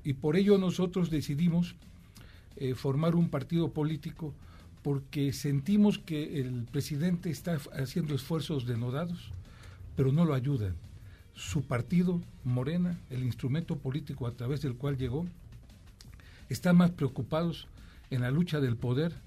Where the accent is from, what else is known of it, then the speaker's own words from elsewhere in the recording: Veracruz, Mexico; soy veracruzano